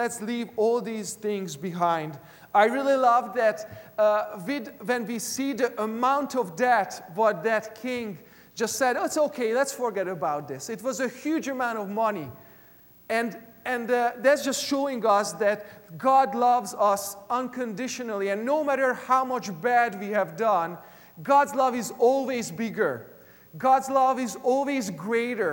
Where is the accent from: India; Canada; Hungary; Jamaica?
Hungary; English is a second language; moved away; When I was in elementary school and even in high school back in Hungary, I am originally from Eastern Europe